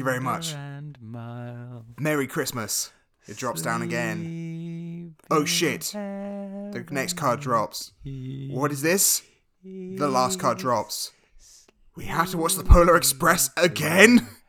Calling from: Toronto, Ontario, Canada; Jamie, I'm recording from Toronto, all right? So here we say, all right, hey, how you doing?

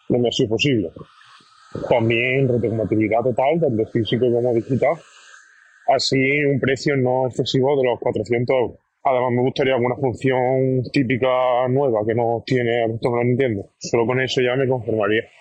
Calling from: Alicante, Valencian Community, Spain; de Alicante.

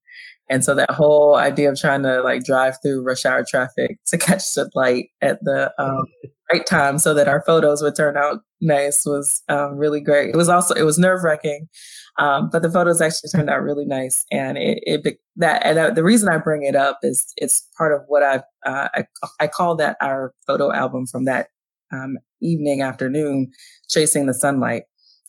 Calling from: Philadelphia, Pennsylvania, United States; So I'm calling in from Philadelphia, Pennsylvania, and the pandemic is still ongoing here.

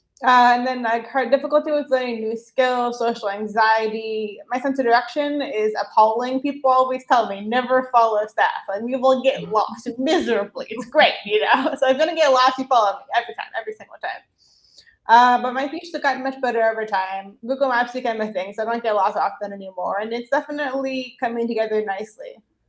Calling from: Montpellier, Occitania, France; I'm calling from France. I live in the south. I'm Montpellier. It's called. It's a funny little sort of college/beach town. Really fun place to live.

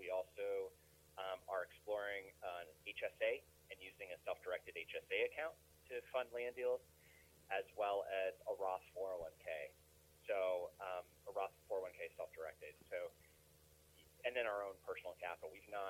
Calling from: Rocky Mountain, Colorado, United States; I am calling from Rocky Mountain, Colorado.

